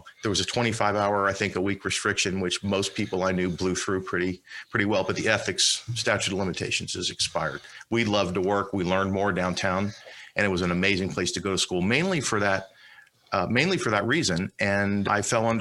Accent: Miami, Florida, United States; moved away as an adult; also born or lived in Palm Beach County, Florida / Washington, D.C.; I'm from Miami. I was born on Miami Beach, but grew up in Miami

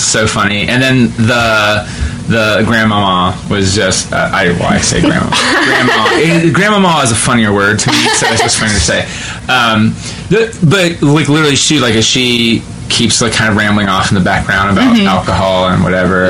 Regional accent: West Jefferson, Ohio, United States; I'm from West Jeff and Grant, our theater program then was good

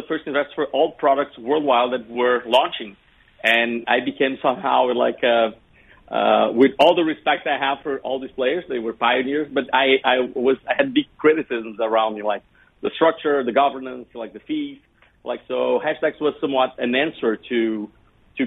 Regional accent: Brazil; we went to Brazil, which is my home country.

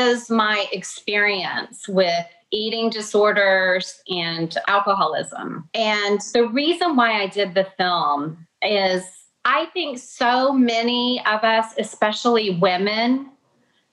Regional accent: Atlanta, Georgia, United States; I grew up in Atlanta, but I've got Kentucky roots

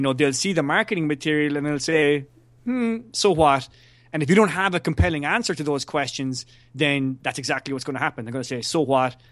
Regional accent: Ireland; as an Irishman

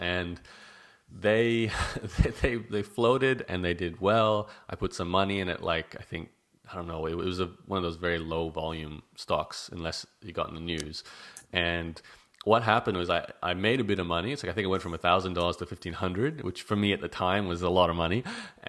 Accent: Canada; now in Australia; I'm Canadian, sorry.

